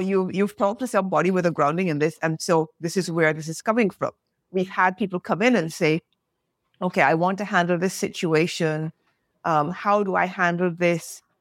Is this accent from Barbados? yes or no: yes; Barbados; moved away; also born or lived in England / France; I'm British born, grew up of Caribbean parentage, grew up in the Caribbean, lived in England, lived in France